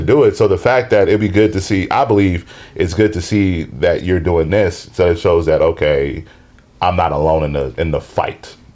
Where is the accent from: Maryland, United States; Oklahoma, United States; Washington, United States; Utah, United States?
Washington, United States; Seattle; Born and raised in Seattle, Washington.